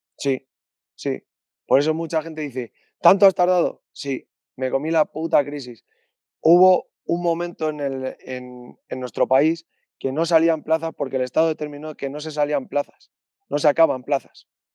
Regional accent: Spain; also born or lived in Alcalá de Henares, Community of Madrid / Torrejón del Rey, Castilla-La Mancha; al principio vivía en Alcalá, luego en Torrejón del Rey

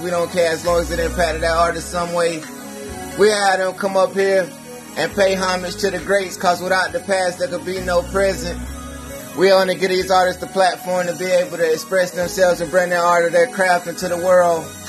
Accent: Grupton, Florida, United States; I'm from Grupton, Florida

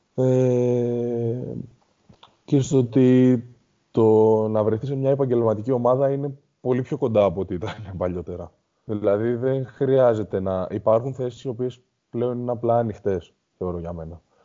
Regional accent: Greece; σαν Έλληνες αθλητές

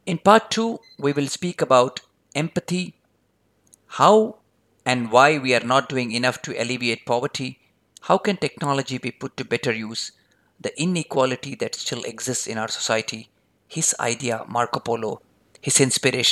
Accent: India; I'm an Indian

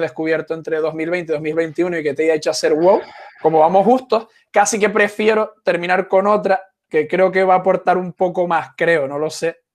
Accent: Canary Islands, Spain; Yo soy canario, no puedo decir patata

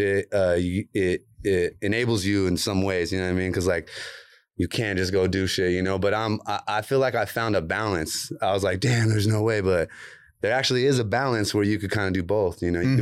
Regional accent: Oceano, California, United States; I grew up in Oceano

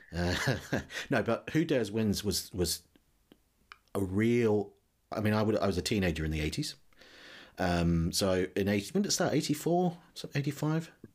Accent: New Zealand; now in United Kingdom; as you may have guessed from my accent, I, I wasn't born in this country. I'm from New Zealand originally.

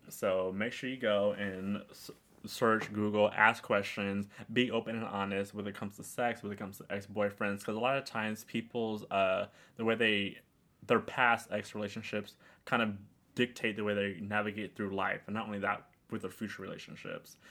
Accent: New York City, New York, United States; I was in Queens

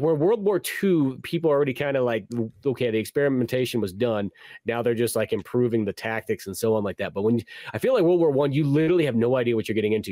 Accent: United States; as an American

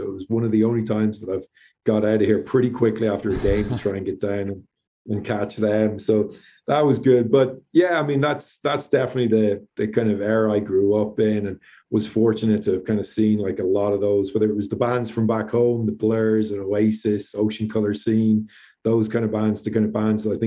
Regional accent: Drogheda, Leinster, Ireland; now in Colorado, United States; Drogheda United as well was my hometown club

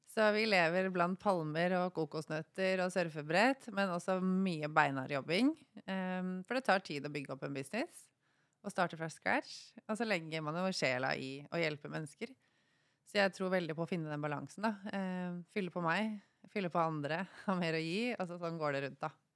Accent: Norway; moved away as an adult; also born or lived in Thailand / Bali; jeg er fra Norge

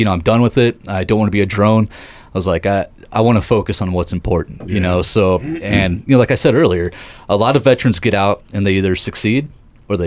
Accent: Seymour, Indiana, United States; I grew up down in Seymour, Indiana here

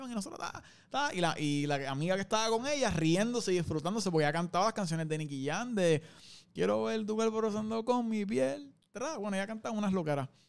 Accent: Caguas, Puerto Rico; also born or lived in Gurabo; Cagua. ¿De Cagua? Cagua. Intermedio estudié en Gurabo y después volví a Cagua. en verdad Cagua y Gurabo lo digo como si fuera lejos.

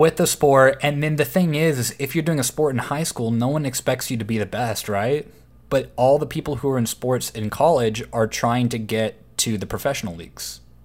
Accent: Waco, Texas, United States; growing up in Waco, it was always a small town

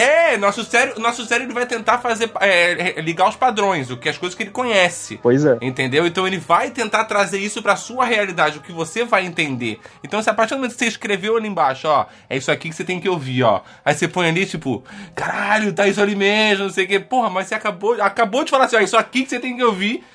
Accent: Rio de Janeiro, Brazil; eu nasci, Onde eu cresci no, no, Rio de Janeiro, era na serra era muito úmido

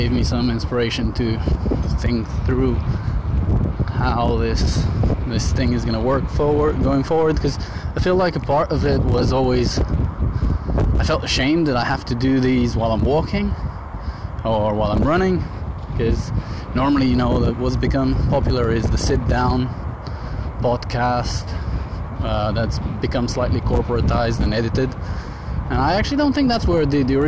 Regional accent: Bulgaria; now in United Kingdom; back in Bulgaria, back home, which is 100 kilometers around the mountain that's connecting my hometown and the capital

